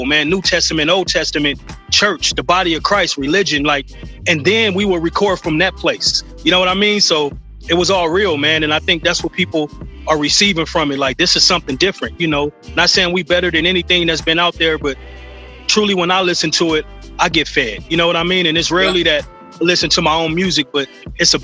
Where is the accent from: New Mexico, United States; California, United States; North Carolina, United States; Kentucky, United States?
California, United States; Los Angeles; I'm from South Central, man. South Central LA.